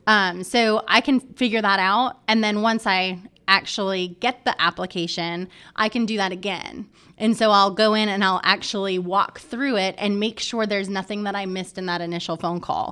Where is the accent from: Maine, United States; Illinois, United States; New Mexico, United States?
Maine, United States; now in Charlotte, United States; I grew up in Maine